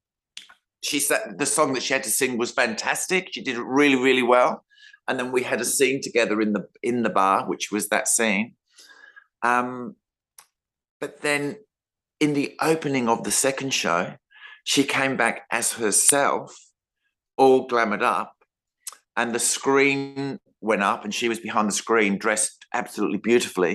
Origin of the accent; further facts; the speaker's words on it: Adelaide, South Australia, Australia; I'm from Adelaide